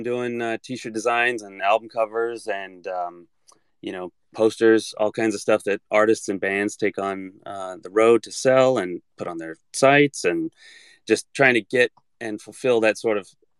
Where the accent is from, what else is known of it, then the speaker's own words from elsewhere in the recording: Antioch, California, United States; It was pretty cool. You know, I think it was always really, really hot. And I know that, like, whenever we'd go out to San Francisco or go out to Oakland and all that stuff, it would be significantly cooler